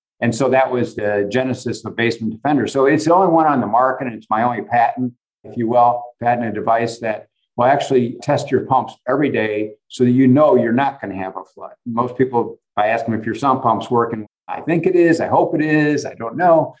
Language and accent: English; Valparaiso, Indiana, United States; I grew up in Valparaiso, Indiana, a small town.